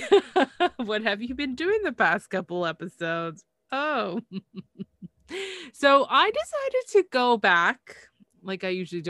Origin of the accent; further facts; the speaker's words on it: Canada; I'm from Canada